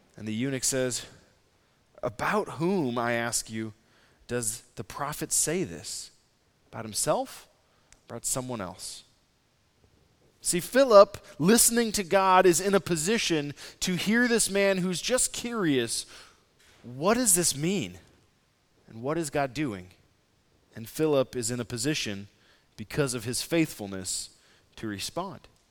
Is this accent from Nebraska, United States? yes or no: yes; Nebraska, United States; moved away; also born or lived in San Francisco / Saint Louis; I'm from Nebraska.